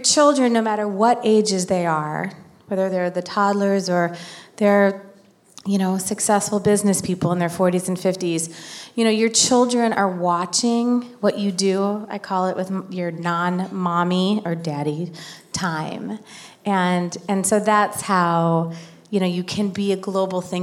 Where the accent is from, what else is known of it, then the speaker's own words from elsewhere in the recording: Illinois, United States; I'm from Illinois